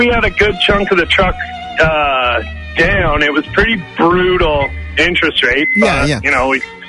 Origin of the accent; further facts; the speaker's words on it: Ontario, Canada; now in Alberta, Canada; the kicker is I'm from Ontario